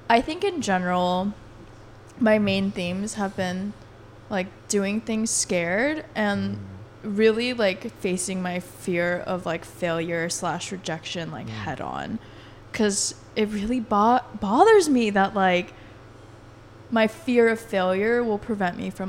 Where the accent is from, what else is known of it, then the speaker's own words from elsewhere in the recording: Colorado, United States; I grew up in Colorado